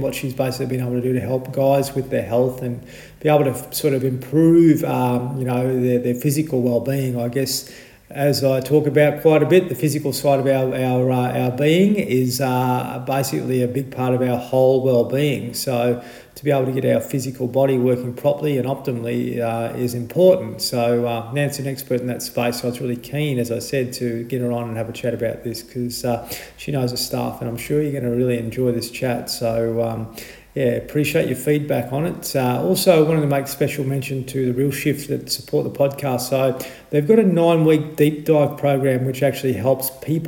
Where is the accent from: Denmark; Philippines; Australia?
Australia; Adelaide, South Australia; moved away; I spent a lot of my childhood in Holden Hill